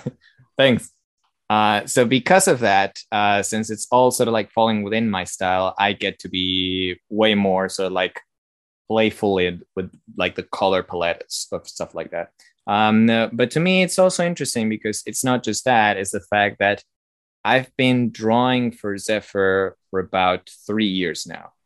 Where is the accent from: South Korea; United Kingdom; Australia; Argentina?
Argentina; I'm from Argentina